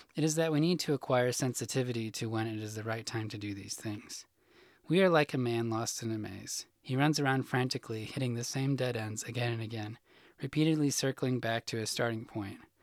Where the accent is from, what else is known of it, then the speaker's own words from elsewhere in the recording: Illinois, United States; moved away as an adult; now in Arkansas, United States; I grew up in Illinois